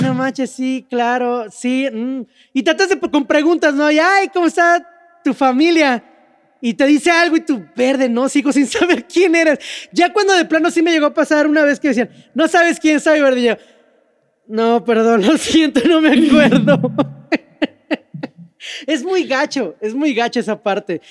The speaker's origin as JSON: {"language": "Spanish", "country": "Mexico"}